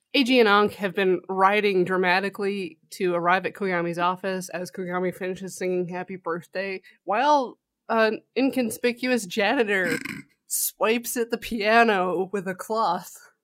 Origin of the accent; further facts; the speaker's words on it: Canada; we're Canadian